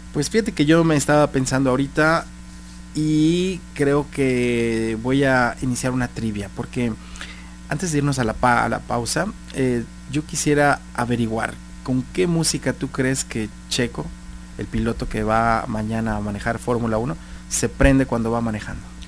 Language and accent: Spanish; Guadalajara, Jalisco, Mexico; yo como tapatío me siento muy honrado